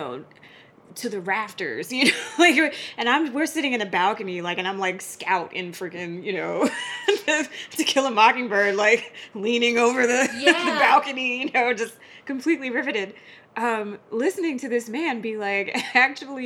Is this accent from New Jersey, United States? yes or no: yes; Newark, New Jersey, United States; also born or lived in Queens, New York / Short Hills, New Jersey; grew up mostly in Newark, New Jersey